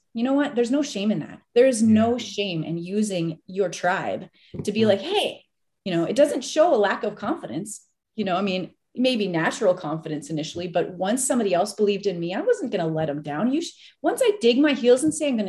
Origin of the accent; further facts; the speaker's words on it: Minnesota, United States; I grew up in Minnesota.